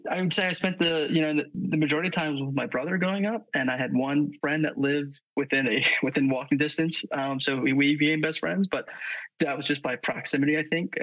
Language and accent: English; Central Pennsylvania, United States; pretty close towards Central PA for, you know, until I was high schoolish, we moved. So yeah, I was there for most of my childhood